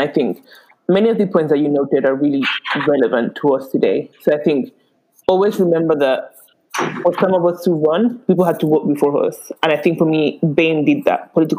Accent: St. Lucia; Okay, you better get it right and call me that, say that I'm from St. Lucia.

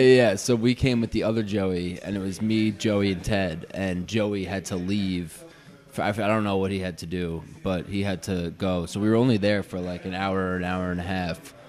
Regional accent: New York, United States; now in Los Angeles, United States; I'm not an LA native. I'm from New York originally

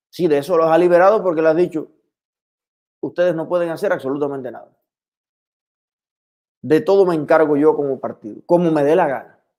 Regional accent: Ceballos, Ciego de Ávila, Cuba; más rico estaba el pan con aguacate que me voy a preparar ahora, como hacía en mi infancia allá en Ceballos.

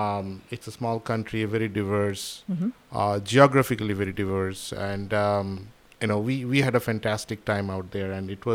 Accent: Kolkata, West Bengal, India; also born or lived in South Africa / United Kingdom; now in United States; So I'm originally from Calcutta.

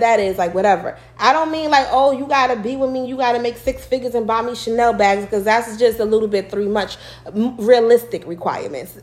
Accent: New York, United States; moved away as an adult; now in Virginia, United States; I'm from New York. Y'all probably can tell in my well, in an accent y'all believe I have

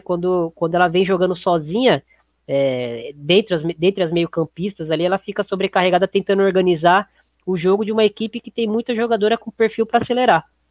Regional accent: Brazil; a gente, como brasileiro

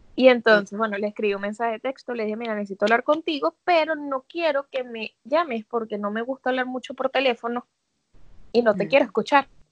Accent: Caracas, Capital District, Venezuela; moved away as an adult; also born or lived in Barquisimeto, Venezuela; now in New York, United States; yo me crié en Caracas chiquita y después me mudé a Barquisimeto y estudié, o sea, viví como desde los 12 hasta los 20 que me vine para acá

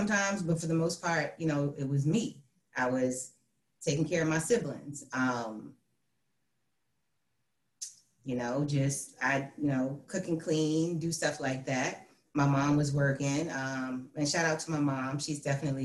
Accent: Hampton, Virginia, United States; I'm from Hampton, Virginia. I'm the oldest of four. You know, I lived there for pretty much most of my life.

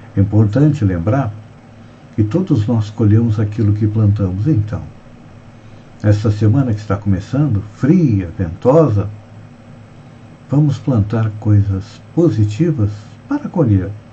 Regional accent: Santa Catarina, Brazil; nós que somos catarinenses

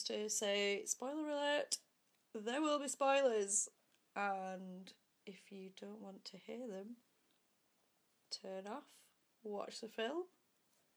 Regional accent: United Kingdom; because I'm British

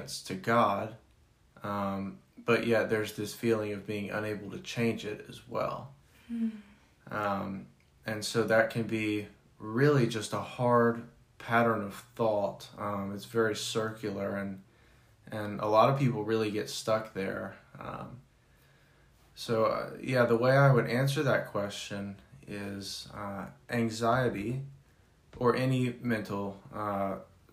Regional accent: Clemmons, North Carolina, United States; moved away; also born or lived in Chicago / Denver; I grew up in Clemens, North Carolina, small town

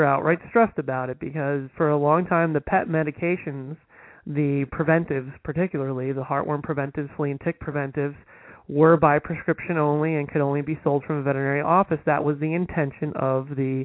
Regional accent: Northeast New Jersey, United States; I'm from Northeast New Jersey

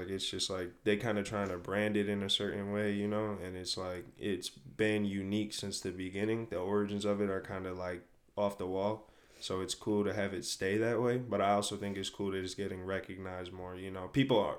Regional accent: Redford, Michigan, United States; also born or lived in Phoenix, Arizona / Fresno, California; I'm from Redford, Michigan. Born and raised here. I lived in Phoenix, Arizona and Fresno, California for a little over 2 years.

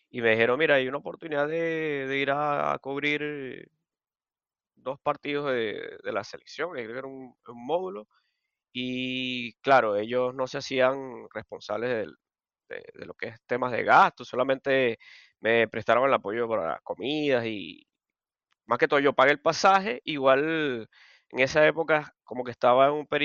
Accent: Barquisimeto, Lara, Venezuela; also born or lived in Maracaibo; yo nací en Maracaibo, pero la mayoría de mi vida viví en, Marquisimeto Barquisimeto y más específicamente en Caudares.

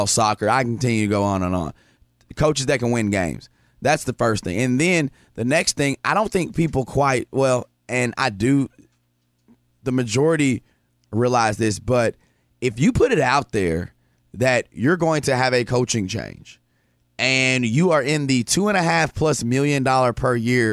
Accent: Jonesboro, Arkansas, United States; I'm from Jonesboro

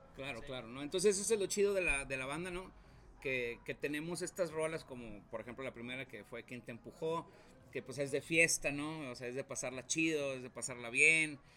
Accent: Río Bravo, Tamaulipas, Mexico; moved away as an adult; now in Saltillo, Mexico; Yo soy de Río Bravo, Tamaulipas.

